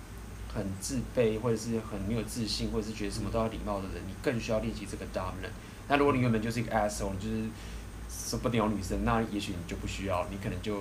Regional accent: Taiwan; 以我们台湾人的话

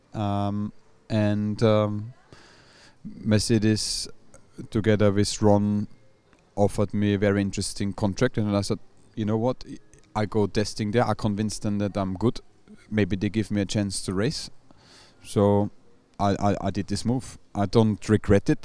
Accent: Austria; obviously I'm from Austria

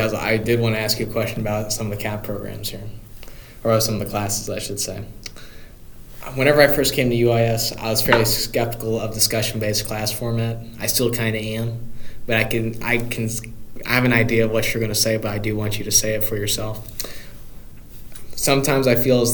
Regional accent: Carbondale, Illinois, United States; moved away as an adult; now in Springfield, United States; I was going to go to SIUC if I didn't get admitted anywhere else because I lived 5 minutes off of campus.

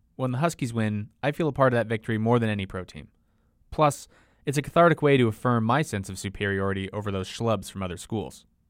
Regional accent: Seattle, Washington, United States; I grew up in Seattle, near Husky Stadium in the University of Washington

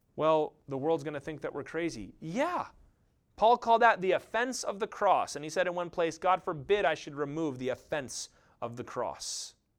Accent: United States; I love being an American.

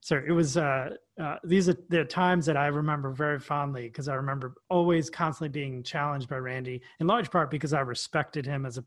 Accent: New York City, New York, United States; We grew up together in Queens, New York

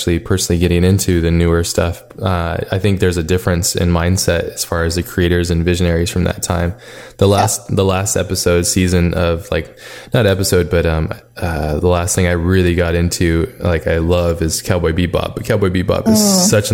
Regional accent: Hawaii, United States; moved away; I grew up in Hawaii

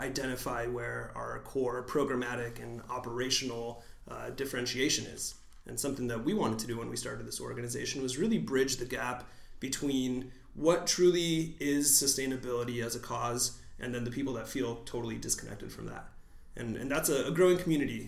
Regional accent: San Diego, California, United States; I was born and raised in San Diego, but my parents are from Mexico City, so immigrants to the United States

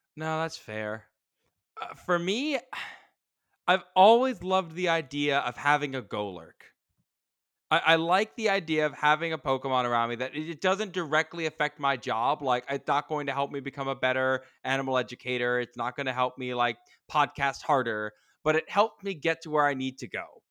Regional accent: United States; I'm an American

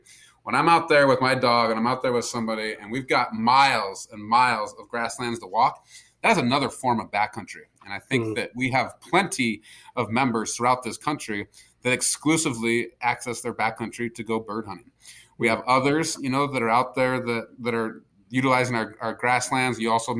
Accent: Montana, United States; here in Montana, my home state

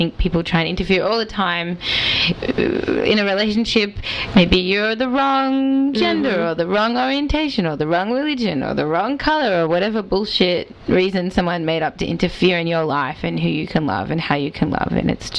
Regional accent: Melbourne, Victoria, Australia; not just a really weird Boston accent, like, I'm Australian. Australia.

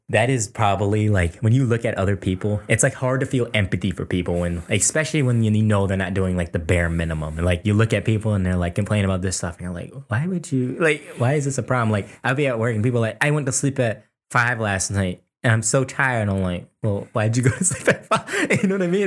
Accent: Fairfax, Virginia, United States; we grew up in Fairfax, Virginia

